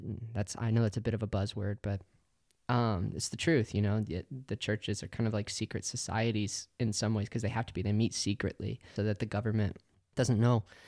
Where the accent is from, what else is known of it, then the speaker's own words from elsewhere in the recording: Oklahoma, United States; moved away as an adult; also born or lived in Colorado Springs, Colorado; I grew up in Oklahoma, and then at, at eighteen years old, I moved to Colorado Springs